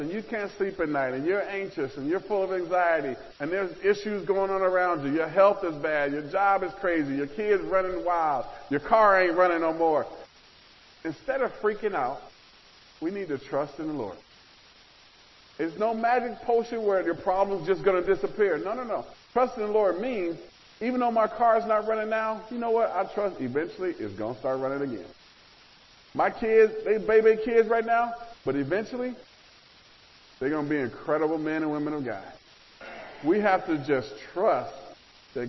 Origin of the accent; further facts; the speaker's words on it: Nebraska, United States; growing up in the Midwest, in Nebraska